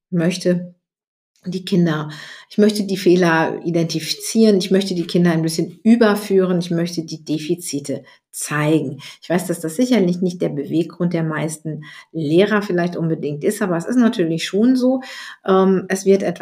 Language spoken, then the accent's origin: German; North Rhine-Westphalia, Germany; in den 70er Jahren in die Schule gegangen bin und bei uns in Nordrhein-Westfalen war es so, dass die Rechtschreibung ab der fünften Klasse keine Bedeutung mehr hatte.